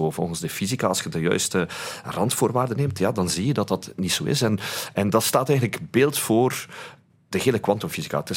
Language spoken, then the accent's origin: Dutch; Flanders, Belgium; wij zijn als Vlaming natuurlijk niet chauvinistisch.